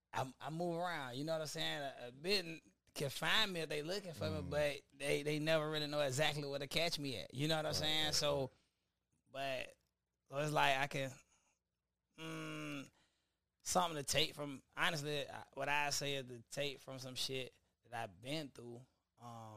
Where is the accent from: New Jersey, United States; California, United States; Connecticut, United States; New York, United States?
New York, United States; Lackawanna; I grew up there from like when I was born all the way to probably I was like 5 years old.